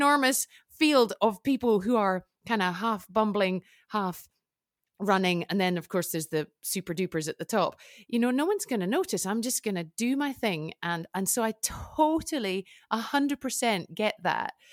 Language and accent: English; United Kingdom; now in Switzerland; I'm British, but I've lived in Switzerland for a long time